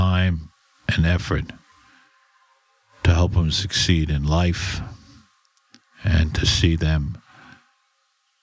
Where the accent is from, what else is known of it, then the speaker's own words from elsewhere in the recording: New York City, New York, United States; I was brought up in the Bronx.